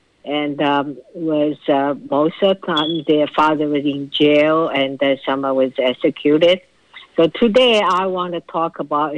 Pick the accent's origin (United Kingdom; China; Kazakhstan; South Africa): China; Shanghai; I was born 1952 in Shanghai. And we live in the apartment complex. We live in the second floor.